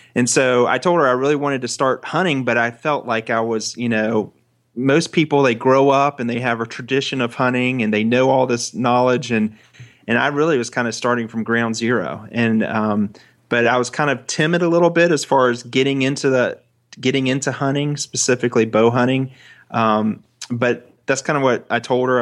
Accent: Florida, United States; I'm a boy from Florida

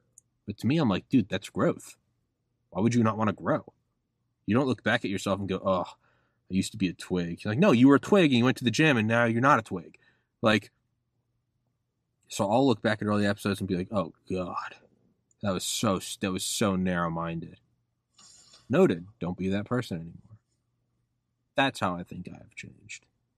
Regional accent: New England, United States; You know? I'm from New England. I don't really pay attention to sports.

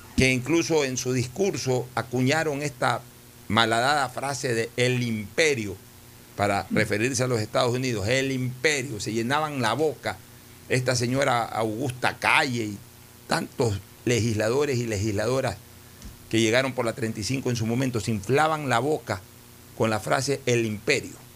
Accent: Ecuador; como Estado ecuatoriano

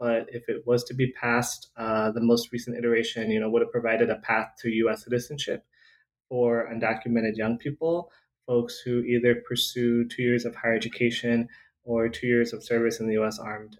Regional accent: California, United States; Grew up in Southern California. I was born and raised in Southern California.

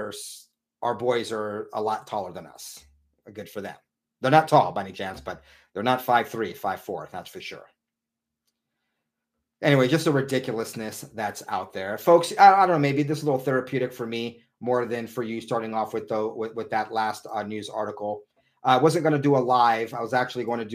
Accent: San Diego, California, United States; I grew up in San Diego

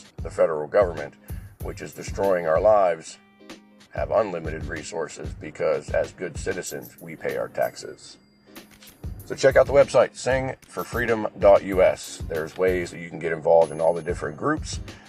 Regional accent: United States; I am an American.

